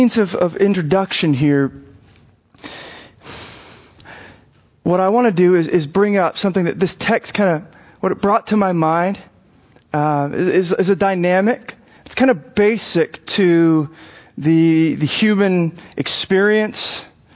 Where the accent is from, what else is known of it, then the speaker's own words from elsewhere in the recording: Arizona, United States; I grew up in Arizona